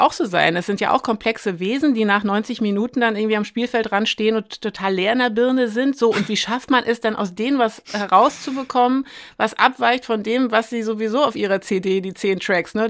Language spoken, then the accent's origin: German; Güstrow, Mecklenburg-Vorpommern, Germany; moved away as an adult; now in Berlin, Germany; Ich komme aus Mecklenburg-Vorpommern, ich bin da im Winter 79 geboren, ich war neun, als die Mauer fiel